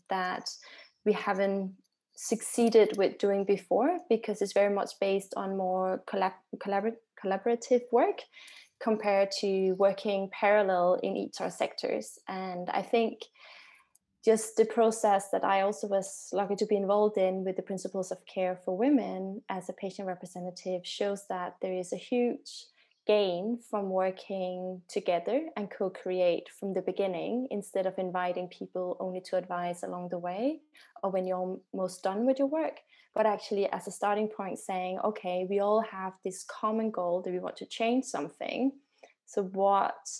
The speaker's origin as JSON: {"language": "English", "country": "Denmark", "said": "I am from Denmark"}